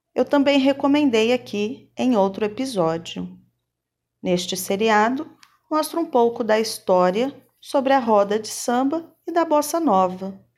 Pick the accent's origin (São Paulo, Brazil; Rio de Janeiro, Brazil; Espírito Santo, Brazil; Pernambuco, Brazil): São Paulo, Brazil; interior of; Eu sou do interior de São Paulo e vivo na fazenda. Logo, sou caipira